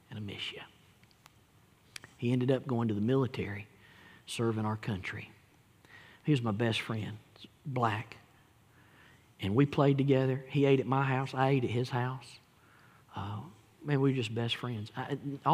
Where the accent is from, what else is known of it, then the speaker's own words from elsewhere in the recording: Gadsden, Alabama, United States; I grew up in Etowah County in Gadsden, Alabama.